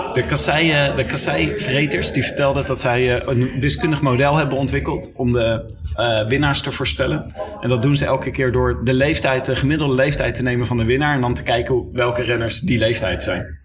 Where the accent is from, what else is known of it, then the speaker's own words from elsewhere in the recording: Leiden, South Holland, Netherlands; ik kom zelf uit Leiden